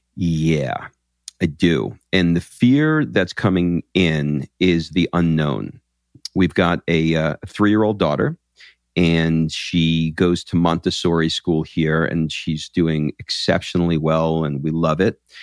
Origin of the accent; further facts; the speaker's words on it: New York, United States; now in Atlanta, United States; I grew up in New York